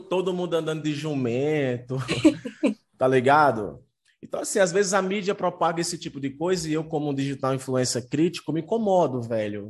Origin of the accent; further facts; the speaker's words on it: Juazeiro do Norte, Ceará, Brazil; eu estou no Ceará, eu sou da cidade de Juazeiro do Norte